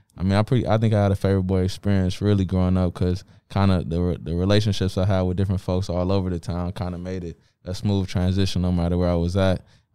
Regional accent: Inkster, Michigan, United States; born or raised there

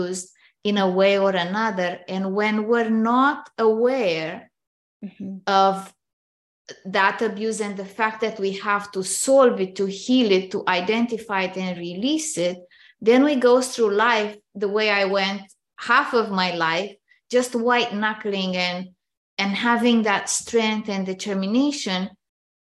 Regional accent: Romania; moved away as an adult; now in Canada; I grew up in Romania, which is a communist country

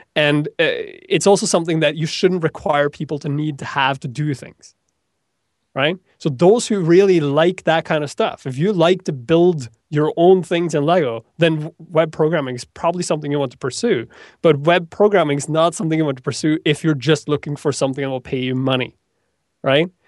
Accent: Norway; moved away; I come from Norway

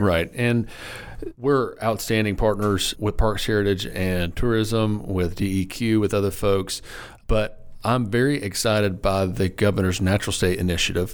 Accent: Lonoke County, Arkansas, United States; moved away as an adult; like many Arkansans out there, I grew up in Lenoke County

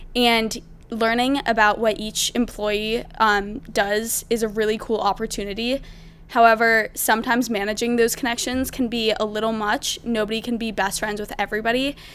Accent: Maryland, United States; I'm from Maryland

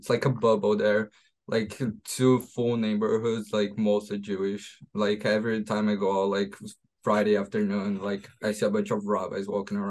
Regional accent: Brazil; I'm from Brazil.

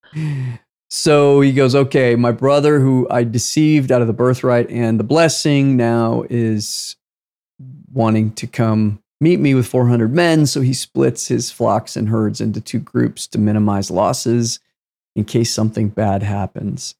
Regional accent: United States; I was born in the United States of America

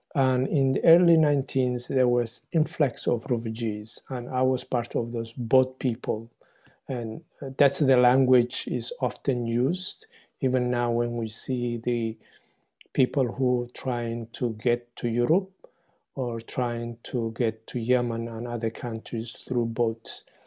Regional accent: Somalia; also born or lived in Egypt / Winnipeg, Canada; now in Victoria, Canada; I'm a, originally from Somalia

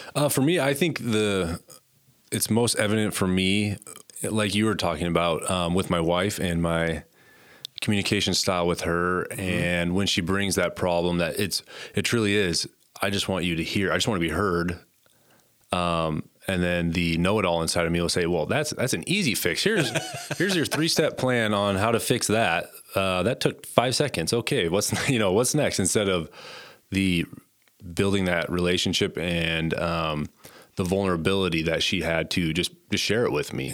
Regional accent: Conrad, Montana, United States; moved away as an adult; also born or lived in Butte, Montana; now in Gillette, United States; I grew up in Conrad, Montana, a little town in northern Montana. Um, born and raised there

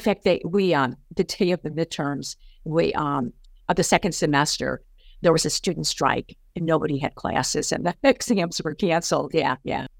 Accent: St. Louis, Missouri, United States; I grew up in Saint Louis, Missouri, on the, uh, southwest, west side of the city

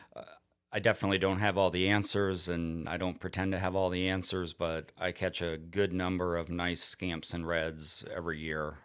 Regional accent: South Florida, United States; also born or lived in Onslow Bay, North Carolina; now in North Carolina, United States; growing up in South Florida, we would catch red grouper in forty foot of water

